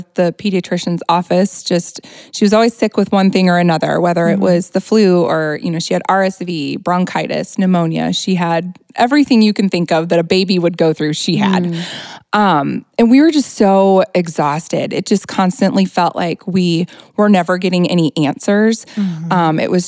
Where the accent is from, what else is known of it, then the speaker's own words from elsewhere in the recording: Hanna City, Illinois, United States; We are from Hannah City